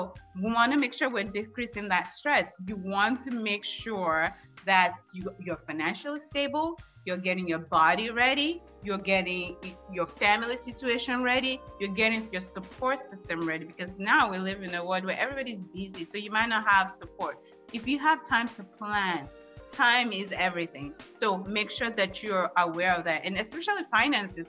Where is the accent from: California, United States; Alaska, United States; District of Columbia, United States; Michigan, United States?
District of Columbia, United States; Washington; I grew up in the District of Columbia